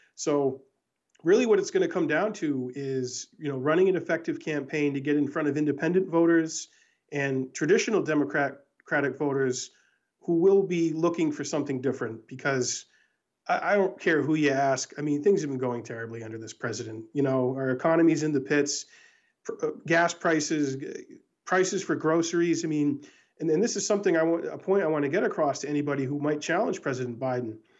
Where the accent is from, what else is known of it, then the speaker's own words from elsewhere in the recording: Peterborough, New Hampshire, United States; here in my hometown of Peterborough, New Hampshire